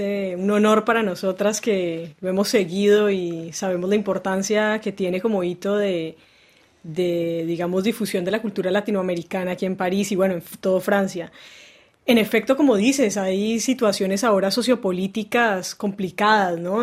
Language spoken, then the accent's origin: Spanish; Cali, Valle del Cauca, Colombia; also born or lived in Bogotá; nosotros nacimos en Bogotá, pero nos criamos en Cali, en la ciudad de Cali, en Colombia